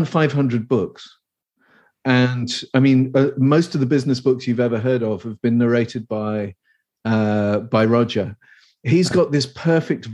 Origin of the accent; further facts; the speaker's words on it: England, United Kingdom; accent: posh; Obviously, I'm English. I'm from the United Kingdom. I live in the UK mostly